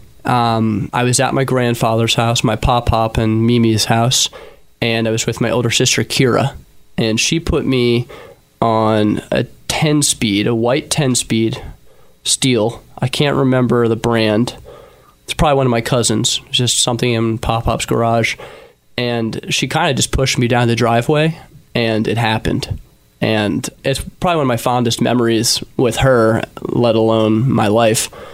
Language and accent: English; Philadelphia, Pennsylvania, United States; I was born and raised in Philadelphia.